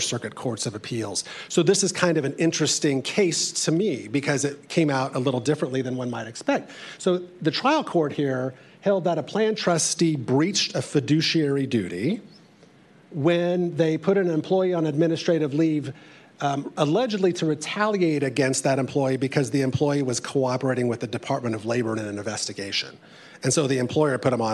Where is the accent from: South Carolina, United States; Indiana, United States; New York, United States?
Indiana, United States; I come from Indiana.